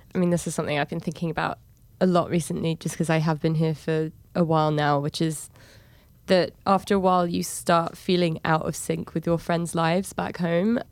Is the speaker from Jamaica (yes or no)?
no; England, United Kingdom; moved away as an adult; now in New York, United States; in New York, I'm seen as an English person that lives here